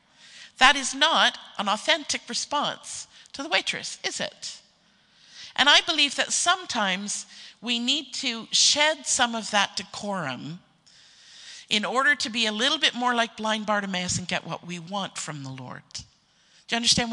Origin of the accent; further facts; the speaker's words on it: Canada; being a Canadian myself